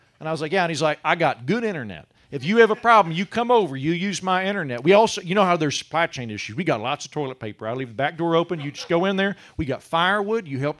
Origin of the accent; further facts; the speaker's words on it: Oklahoma, United States; I am from Oklahoma, which is the holster of the Bible Belt